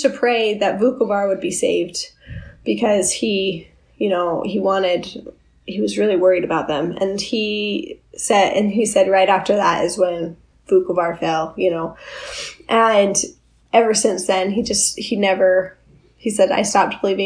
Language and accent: English; Orem, Utah, United States; I lived a really sheltered life. I grew up in Orem.